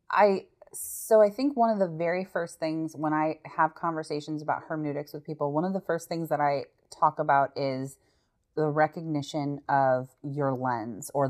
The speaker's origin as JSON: {"language": "English", "country": "United States", "said": "as an American"}